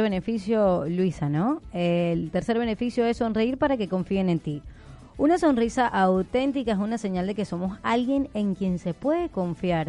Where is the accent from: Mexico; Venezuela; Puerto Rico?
Venezuela; eastern Venezuela; now in Argentina; del oriente de Venezuela, playa